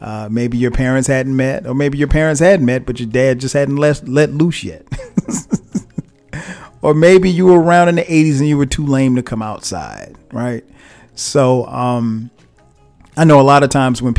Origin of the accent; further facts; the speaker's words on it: Florence, South Carolina, United States; also born or lived in New Jersey; I grew up in a small town, a place called Florence, South Carolina